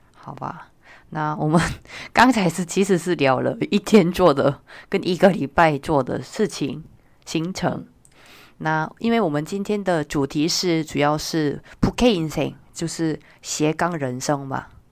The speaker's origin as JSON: {"language": "Chinese", "country": "South Korea", "second_language": "Chinese", "moved": "yes", "lives_now": "Taiwan", "said": "我身为韩国人"}